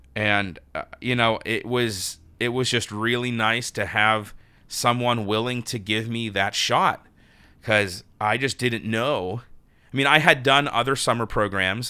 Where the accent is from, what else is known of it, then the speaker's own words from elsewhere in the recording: Pittsburgh, Pennsylvania, United States; moved away; also born or lived in New York; my operatic professional debut in my hometown of Pittsburgh, P